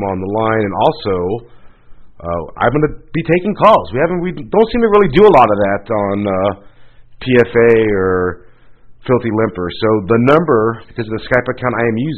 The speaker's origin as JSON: {"language": "English", "region": "Florida", "country": "United States", "tie": "born or raised there", "moved": "yes", "said": "I grew up in Florida"}